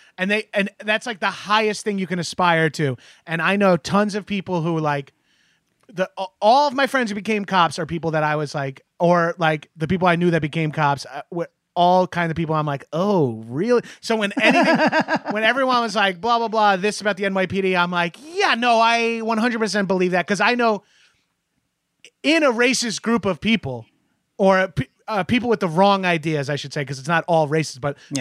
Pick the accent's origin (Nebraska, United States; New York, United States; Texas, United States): New York, United States; Freeport; also born or lived in Belmore, New York; I grew up in Freeport